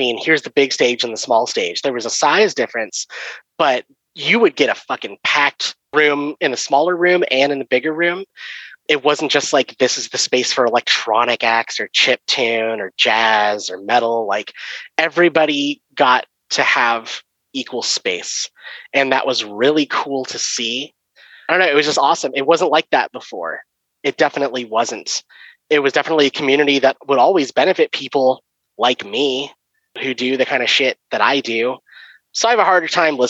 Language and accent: English; Bay Area, California, United States; I grew up in the Bay Area